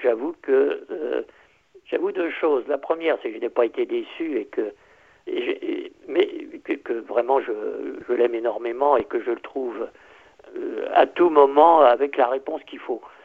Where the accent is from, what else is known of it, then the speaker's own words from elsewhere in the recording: Berry, Centre-Val de Loire, France; je suis très très heureux d'être de cette, de cette petite région française